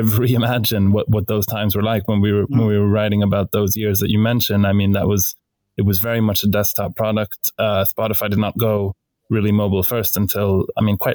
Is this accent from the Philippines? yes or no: no; Stockholm, Stockholm County, Sweden; we're both from Stockholm